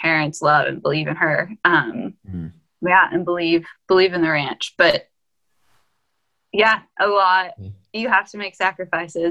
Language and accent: English; Austin, Texas, United States; also born or lived in Corpus Christi, Texas; now in Brooklyn, United States; I went to high school in Austin